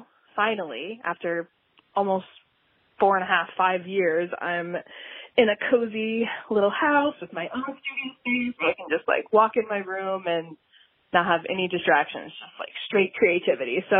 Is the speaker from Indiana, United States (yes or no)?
yes; Indiana, United States; I was born and raised in Indiana, and I'm still here